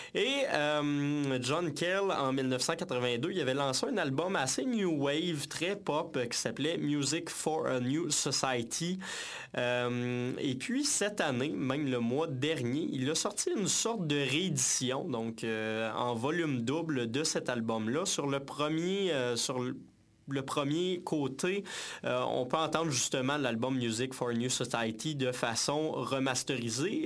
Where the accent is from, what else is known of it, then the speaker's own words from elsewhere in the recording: Saint-Hyacinthe, Quebec, Canada; Mascoutin originaire de Saint-Hyacinthe, bien entendu mon patelin d'origine.